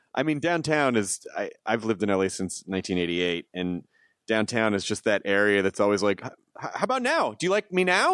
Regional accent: the South, United States; now in Los Angeles, United States; I'm from the South

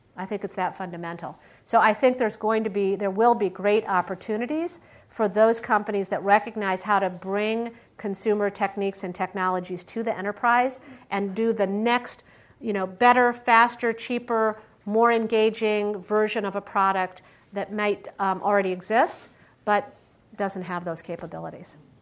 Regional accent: Michigan, United States; also born or lived in Pittsburgh, Pennsylvania; now in Silicon Valley, United States; I grew up in Michigan

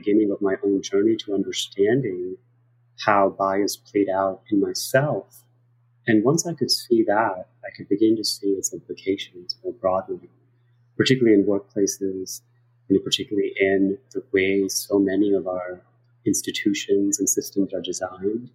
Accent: New York City, New York, United States; also born or lived in South Korea; I grew up in New York City

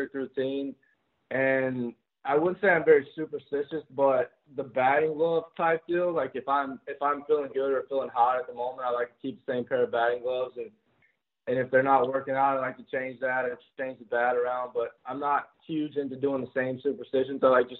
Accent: North Carolina, United States; I grew up in North Carolina, so it's like Southern Baptist.

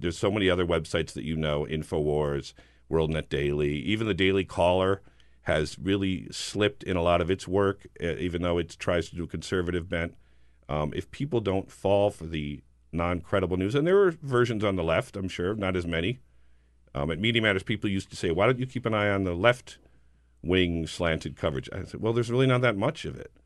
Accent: New Jersey, United States; I'm from New Jersey

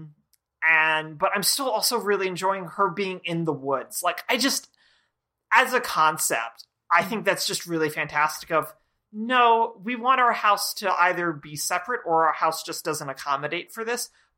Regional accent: 30 miles outside of Atlanta, Georgia, United States; I'm from Georgia, like I was born like 30 miles outside of Atlanta

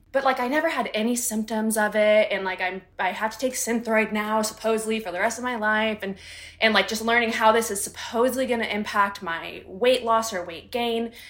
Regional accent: United States; growing up in the United States

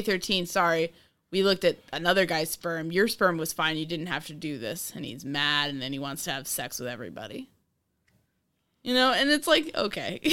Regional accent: New York, United States; I'm from New York

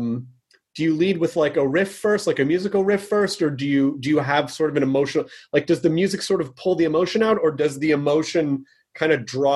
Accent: Memphis, Tennessee, United States; I miss Nashville. Nashville's such, I grew up in Memphis.

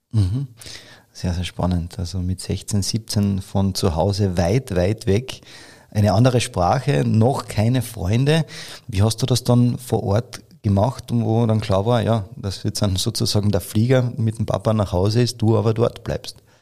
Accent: Carinthia, Austria; bei uns in Kärnten

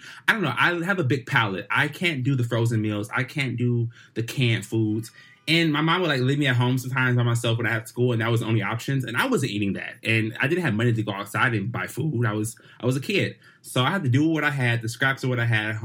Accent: Detroit, Michigan, United States; I'm black and I'm country and I'm from Detroit

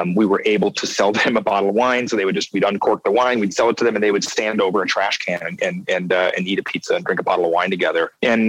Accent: New York City, New York, United States; I get stuck in my head of being a New Yorker.

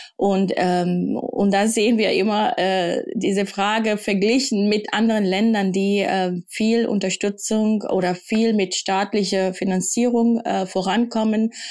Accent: Kenya; now in Germany; ich bin also in Kenia aufgewachsen

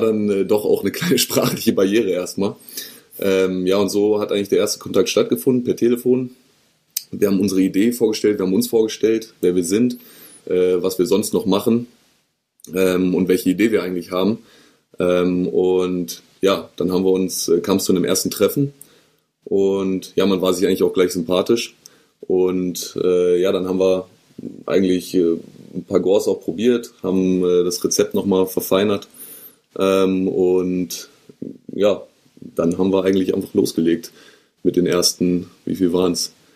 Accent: Northern Germany, Germany; als Norddeutscher

